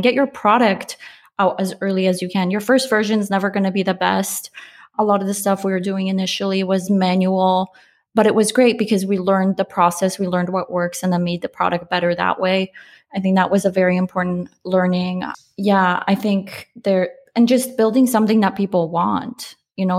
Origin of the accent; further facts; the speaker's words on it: Poland; I'm Polish. I was born in Poland